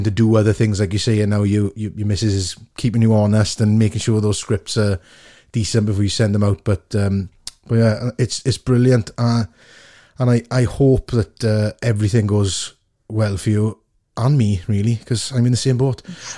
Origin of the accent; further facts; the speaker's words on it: Port Talbot, Wales, United Kingdom; people who I grew up with in Portalbert who've gone on, yourself, Cathy, Scott Arthur, lots of people from Wales